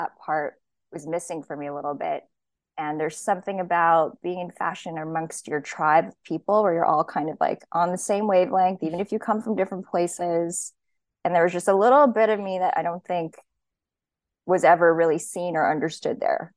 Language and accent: English; Hawaii, United States; moved away; I grew up in Hawaii. I was born and raised there